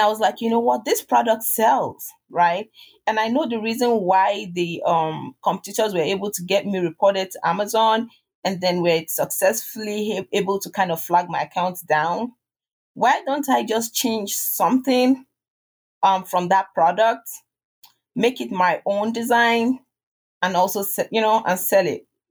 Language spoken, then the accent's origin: English; Nigeria; accent: Nigerian; my Nigerian accent.